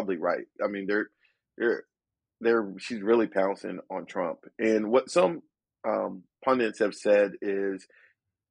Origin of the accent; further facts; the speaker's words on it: Atlanta, Georgia, United States; also born or lived in Fort Jackson, South Carolina; I grew up in Atlanta. We moved when I was probably wasn't able to talk yet.